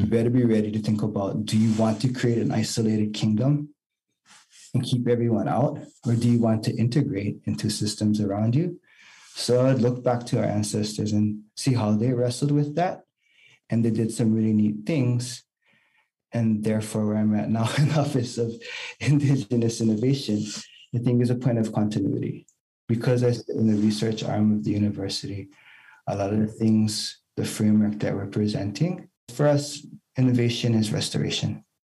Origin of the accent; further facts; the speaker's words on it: Hawaii, United States; I'm Native Hawaiian